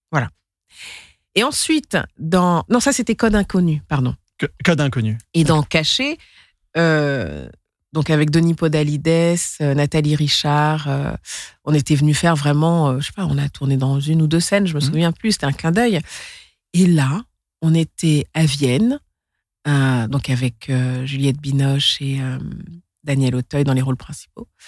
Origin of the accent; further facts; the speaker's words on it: Senegal; also born or lived in Mali; Et je suis du Sénégal, mais aussi du Mali.